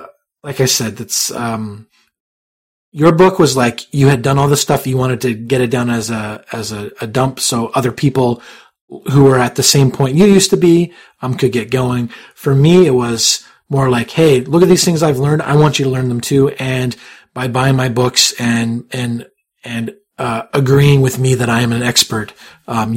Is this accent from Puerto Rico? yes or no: no; Canada; I'm not American. I'm Canadian